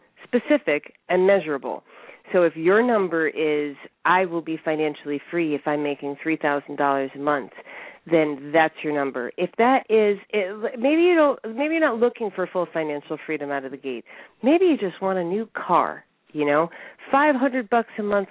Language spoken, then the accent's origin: English; Connecticut, United States; moved away; also born or lived in New York / Southern California; I was born in New York and raised in Connecticut